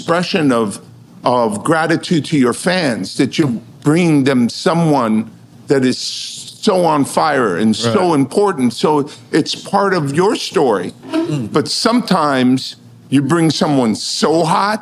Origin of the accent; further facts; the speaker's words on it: Los Angeles, California, United States; and I'm from Los Angeles.